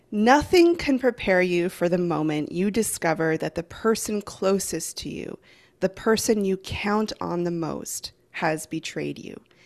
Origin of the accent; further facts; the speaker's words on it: Vancouver Island, British Columbia, Canada; I'm from Vancouver Island in Canada.